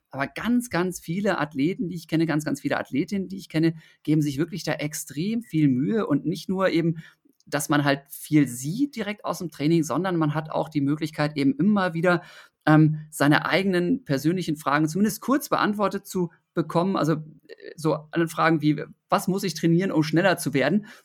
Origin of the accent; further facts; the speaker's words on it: Osnabrück, Lower Saxony, Germany; ich bin in, in Osnabrück in Niedersachsen ja aufgewachsen.